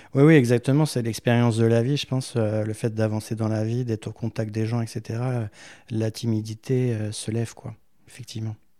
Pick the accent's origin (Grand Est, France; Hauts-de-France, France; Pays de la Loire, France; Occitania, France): Hauts-de-France, France; Méru; also born or lived in Versailles; très jeune, à l'âge de cinq ans, euh, j'ai été, euh, dans l'Oise à Meru. Euh, donc mes parents avaient fait le choix d'aller, euh, euh, à la campagne, euh, faire construire une maison.